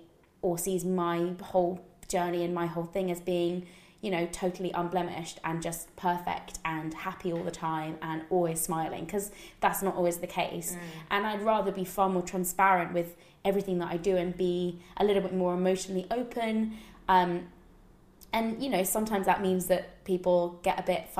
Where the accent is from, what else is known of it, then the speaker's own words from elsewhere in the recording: United Kingdom; I grew up just outside of London